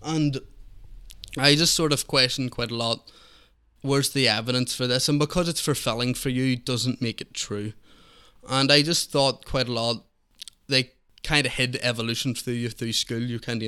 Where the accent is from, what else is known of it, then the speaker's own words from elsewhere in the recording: Belfast, Northern Ireland, United Kingdom; I grew up in East Belfast.